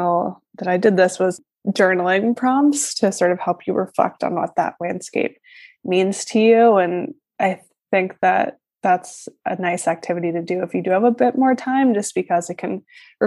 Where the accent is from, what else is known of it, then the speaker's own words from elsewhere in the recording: Northeast, United States; I live in New York City and I am from the Northeast originally